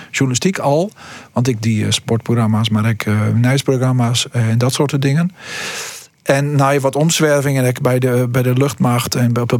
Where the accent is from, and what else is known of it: Stiens, Friesland, Netherlands; born or raised there; also born or lived in Hillegom, South Holland